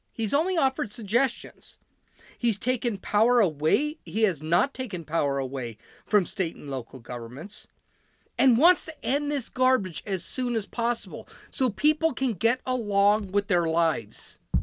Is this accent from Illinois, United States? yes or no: yes; Chicago, Illinois, United States; I'm from Chicago